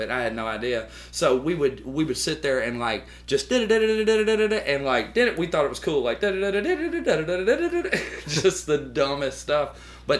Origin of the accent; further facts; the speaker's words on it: Tuscaloosa, Alabama, United States; born there; I was uh, I was born in Tuscaloosa at Druid City Hospital.